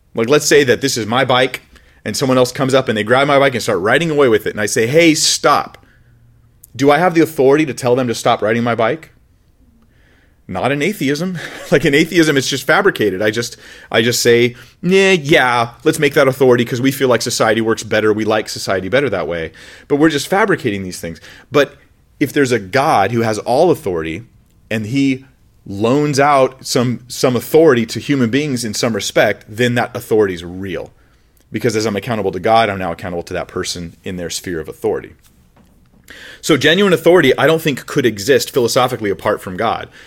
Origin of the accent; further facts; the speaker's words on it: United States; My national identity is I'm, I'm American. I'm from the United States of America.